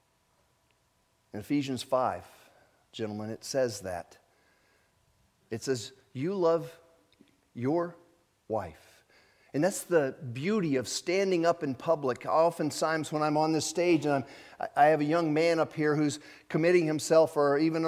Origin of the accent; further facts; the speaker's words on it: Japan; moved away; I was born in Japan